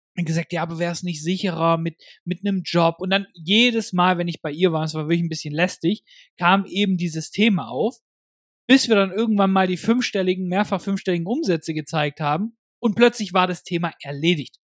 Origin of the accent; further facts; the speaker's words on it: Germany; bei uns in Deutschland